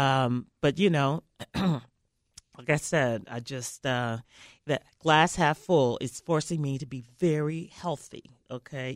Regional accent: Memphis, Tennessee, United States; I grew up in Memphis

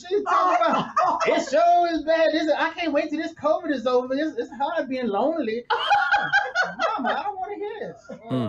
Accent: Chicago, Illinois, United States; I'm from Chicago.

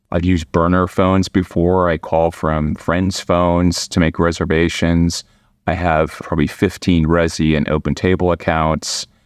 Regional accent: Midwest, United States; now in Washington, D.C., United States; am from the Midwest.

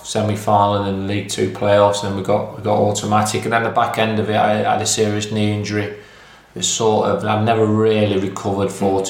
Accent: Mansfield, East Midlands, United Kingdom; it was always my dream to play for my hometown team. You know, I was a Mansfield fan. My granddad used to take me to the games. He was a steward at the club. So I lived a mile away from the ground in Ladybrook, a rough town in Mansfield.

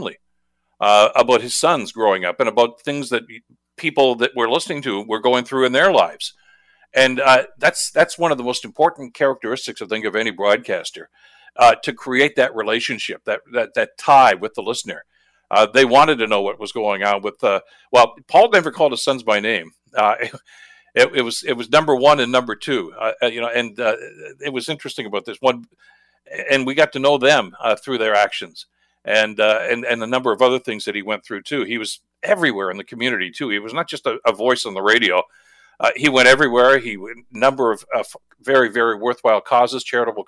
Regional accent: Hamilton, Ontario, Canada; I was born and raised here in Hamilton.

